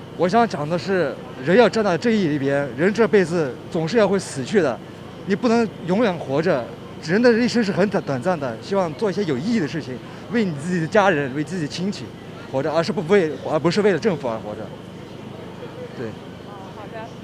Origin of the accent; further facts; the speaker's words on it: Urumqi, Xinjiang, China; now in Belgium; 我是出生在新疆乌鲁木齐的维吾尔族人